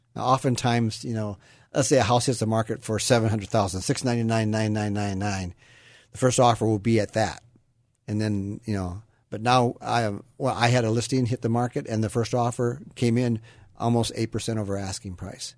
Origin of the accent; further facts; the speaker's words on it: Iowa, United States; now in Sacramento area, United States; I grew up in Iowa, and, you know, I always say Iowa is a great place to be from